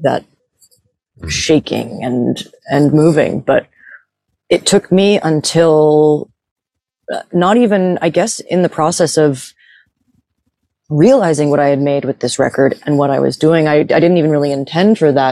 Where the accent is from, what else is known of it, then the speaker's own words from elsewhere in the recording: New York, United States; moved away; I grew up partially in New York